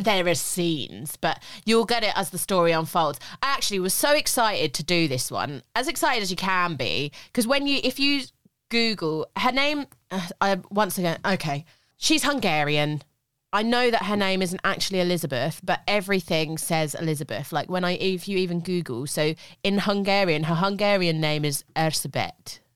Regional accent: United Kingdom; I'm just too British with languages.

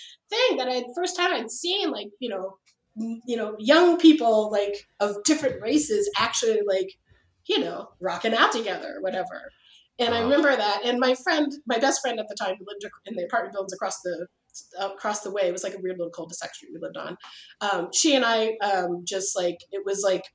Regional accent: Berkeley, California, United States; I grew up in Berkeley.

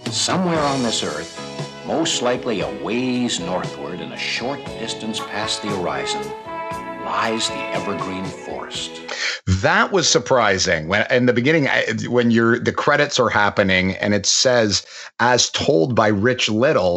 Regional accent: Canada; growing up in Canada

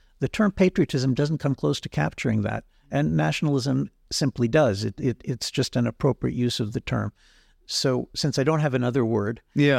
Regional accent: Israel; I'm from Israel. I'm going in a few weeks to India. In places like India and Israel, the word nationalism is a positive word.

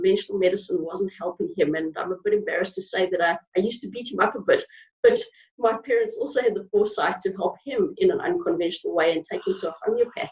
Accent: South Africa; moved away; I grew up in Africa. And growing up in South Africa

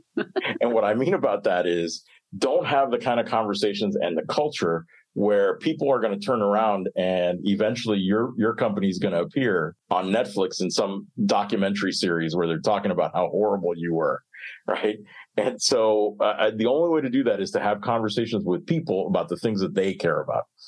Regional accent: Miami, Florida, United States; I grew up in Miami

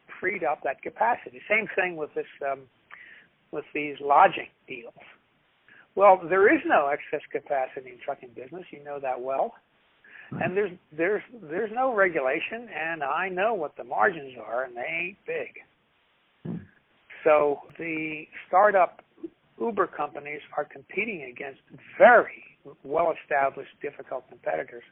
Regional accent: Philadelphia, Pennsylvania, United States; I'm from West Philadelphia

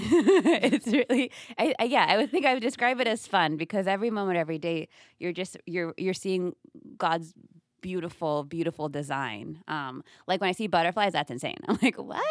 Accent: Kenya; also born or lived in upstate New York; now in United States; I was born in America, but I grew up mainly in, in Kenya, then I moved back to America

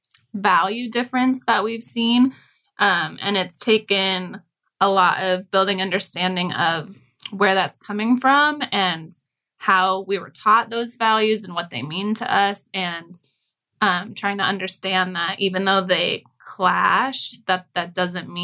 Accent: Chicago, Illinois, United States; I'm white, Caucasian. And grew up in Chicago.

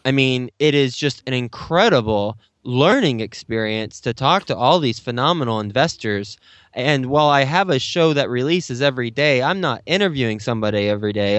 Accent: Texas, United States; moved away as an adult; now in New York City, United States; I'm from Texas, so I, I grew up in Texas, and I went to Texas Tech

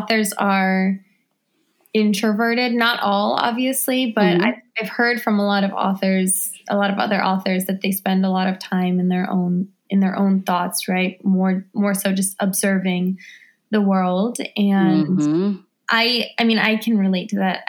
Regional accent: Washington, District of Columbia, United States; I'm an author, activist, filmmaker, and photographer born and raised in Washington, D.C.

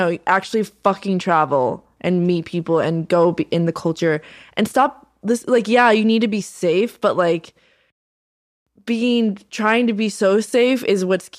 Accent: the South, United States; Because I'm from the South and I just don't want to talk about politics.

